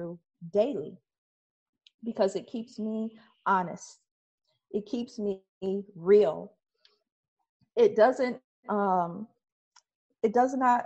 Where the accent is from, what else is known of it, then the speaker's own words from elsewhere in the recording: Detroit, Michigan, United States; also born or lived in Highland Park, Michigan; I grew up in Detroit and Highland Park, and I didn't grow up in the best parts of either one.